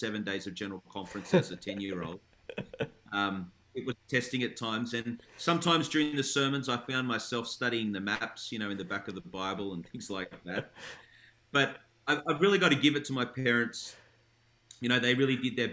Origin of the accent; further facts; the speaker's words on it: Canberra, Australian Capital Territory, Australia; also born or lived in Melbourne; I was born in Melbourne, but we moved to Canberra when I was 6 years old. So I really grew up in Canberra